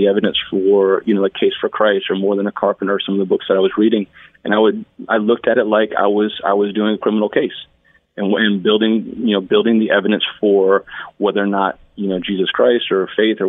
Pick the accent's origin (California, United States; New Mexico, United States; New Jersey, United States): New Jersey, United States; Northern; I was Irish Catholic growing up in Northern New Jersey.